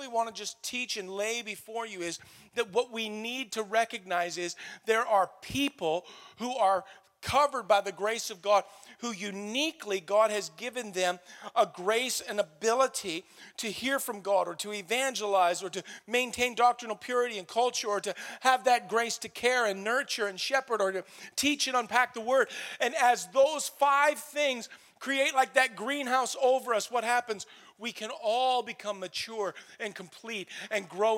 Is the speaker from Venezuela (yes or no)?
no; Canada; we're Canadian. Because we live in North America